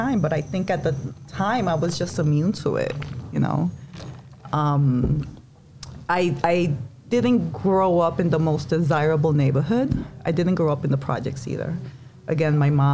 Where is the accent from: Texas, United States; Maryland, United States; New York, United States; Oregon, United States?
New York, United States; New York City; I was born and raised in the Bronx